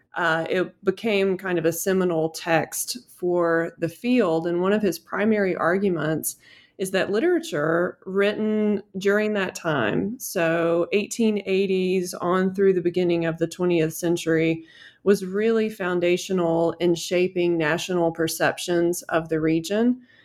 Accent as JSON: {"language": "English", "region": "Western North Carolina", "country": "United States", "tie": "born or raised there", "also_born_or_lived": "Utah", "said": "I grew up in Western North Carolina and my family has been here for a long time"}